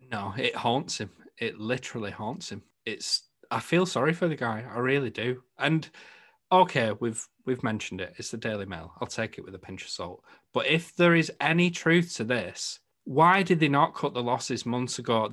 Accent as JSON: {"language": "English", "region": "the north of England", "country": "United Kingdom", "accent": "Northern", "said": "my Northern accent"}